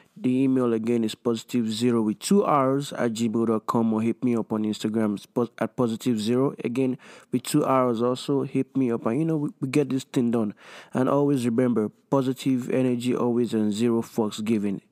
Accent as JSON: {"language": "English", "country": "Nigeria", "tie": "born or raised there", "said": "growing up in Nigeria"}